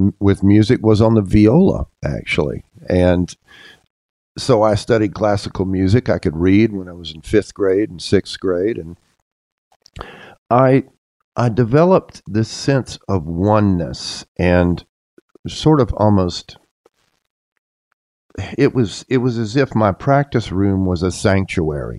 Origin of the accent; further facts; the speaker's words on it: Jacksonville, Florida, United States; moved away as an adult; also born or lived in New York City; now in New York, United States; I grew up in Northeast Florida, the far Northeast corner